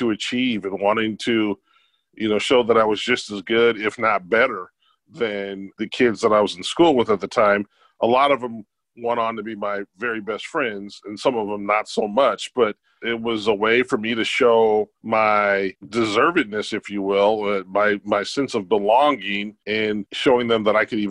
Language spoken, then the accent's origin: English; Southern California, United States; I grew up with them in Southern California